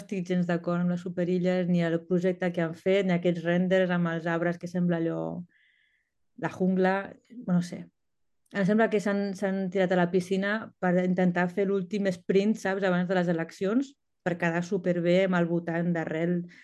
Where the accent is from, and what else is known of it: L'Hospitalet de Llobregat, Catalonia, Spain; born or raised there; moved away as an adult; also born or lived in Berlin, Germany; now in Copenhagen, Denmark